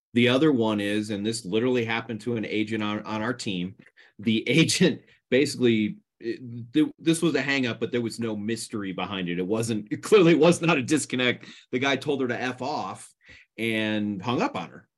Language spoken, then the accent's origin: English; East Coast, United States; moved away; I grew up on the East Coast